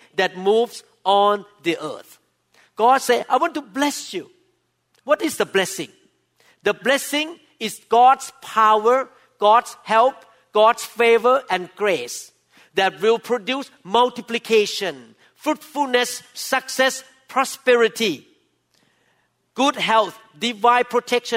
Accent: Thailand; now in United States; I'm Thai by birth

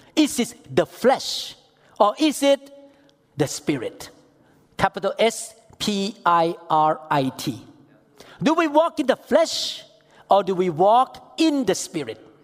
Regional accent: Thailand; I'm from Thailand

